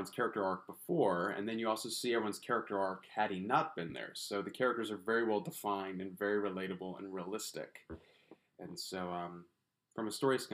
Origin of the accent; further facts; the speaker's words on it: Texas, United States; I'm from Texas